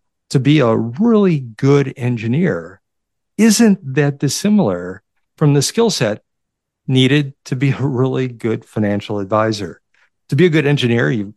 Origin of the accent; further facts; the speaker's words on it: Detroit, Michigan, United States; also born or lived in Chicago; as a young child, we moved from Chicago to Detroit. So I got acclimated to the Detroit area very, very quickly